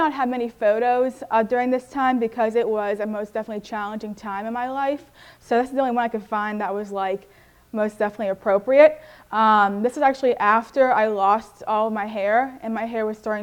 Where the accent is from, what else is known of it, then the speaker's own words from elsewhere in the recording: Irwin, Pennsylvania, United States; I'm from Irwin, PA.